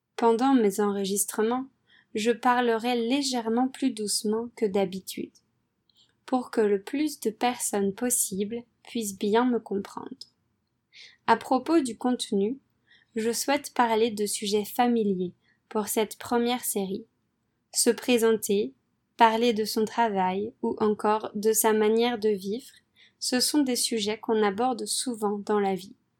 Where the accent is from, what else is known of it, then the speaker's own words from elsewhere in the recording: France; moved away as an adult; also born or lived in Poland / Vietnam / Philippines; je suis française